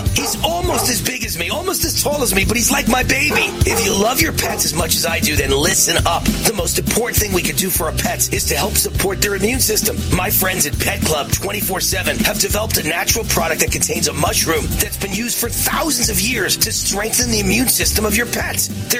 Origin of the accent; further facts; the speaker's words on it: New York, United States; Can't believe I'm from New York. I'm embarrassed to be from New York.